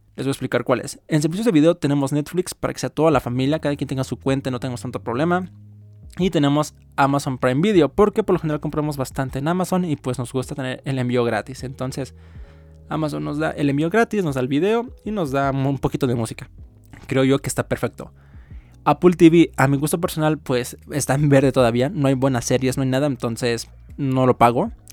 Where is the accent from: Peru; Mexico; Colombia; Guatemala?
Mexico; uno como mexicano, que es mi caso